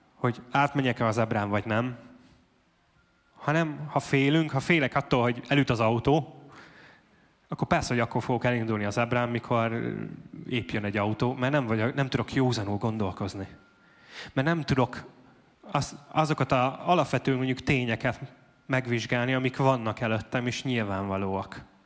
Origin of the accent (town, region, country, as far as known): Debrecen, Hajdú-Bihar, Hungary